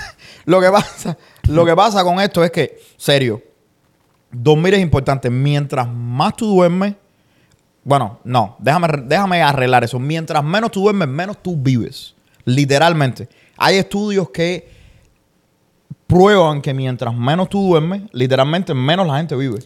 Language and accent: Spanish; Santa Clara, Villa Clara, Cuba; moved away as an adult; now in United States; yo soy de Santa Clara